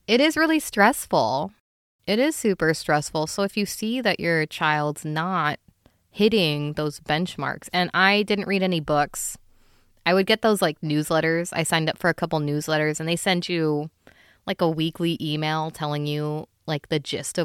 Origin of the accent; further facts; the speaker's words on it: Philippines; as a Filipino person, you know, a lot of I use utensils. Of course I use utensils. It's just that I do also eat with my hands a lot.